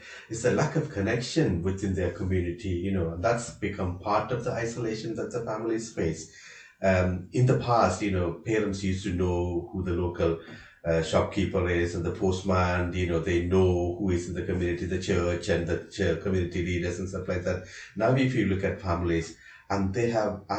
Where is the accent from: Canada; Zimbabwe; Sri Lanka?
Sri Lanka; moved away as an adult; now in Ireland; I'm from Sri Lanka. I'm living in Ireland over the last 20 years.